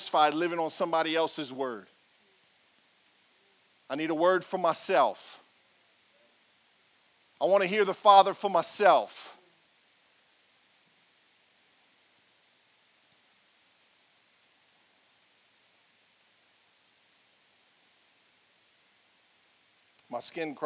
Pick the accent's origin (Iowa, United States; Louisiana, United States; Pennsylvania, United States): Louisiana, United States; Franklin; I'm a man from Franklin, Louisiana, born and raised.